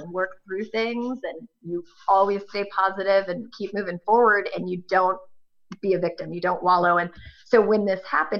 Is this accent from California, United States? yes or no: yes; Northern California, United States; I'm from Northern California